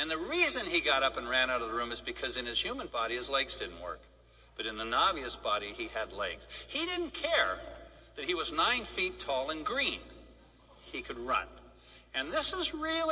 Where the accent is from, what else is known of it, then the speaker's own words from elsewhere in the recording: San Diego, California, United States; also born or lived in Wichita, Kansas; I was born in Wichita, Kansas, where all oceanographers come from. So, but shortly after being born in Wichita, our house was blown by a tornado, not to Oz, but to San Diego. My father was a test flight engineer during the war, and I grew up in San Diego